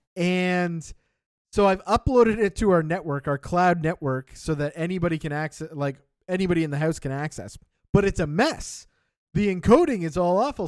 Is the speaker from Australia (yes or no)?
no; Canada; I am sixth-generation Canadian now